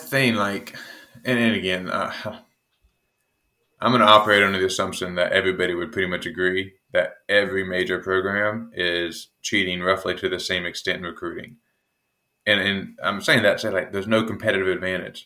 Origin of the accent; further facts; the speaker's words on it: United States; being an American